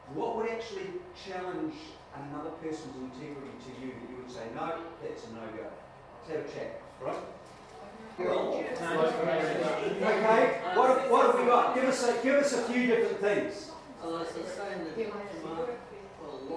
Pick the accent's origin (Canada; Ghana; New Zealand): New Zealand; I grew up in New Zealand